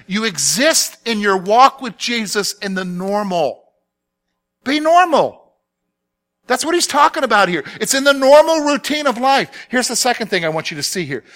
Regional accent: the South, United States; growing up in the South

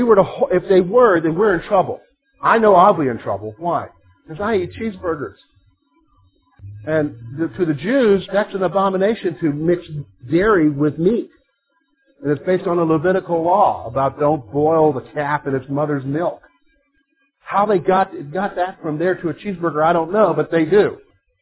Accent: South Carolina, United States; moved away as an adult; also born or lived in Virginia; I'm from the South, all right? I'm from South Carolina, spent 6 years after that in Virginia going through schooling and everything

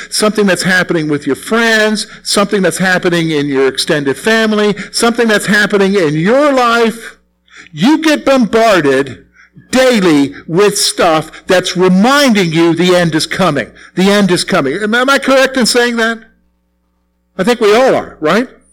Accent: South Carolina, United States; moved away; all there is in South Carolina where I grew up is scrub oaks, pines, and sand.

